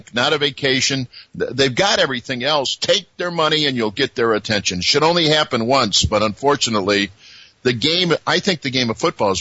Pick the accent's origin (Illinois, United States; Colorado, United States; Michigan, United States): Illinois, United States; Chicago; I grew up in Chicago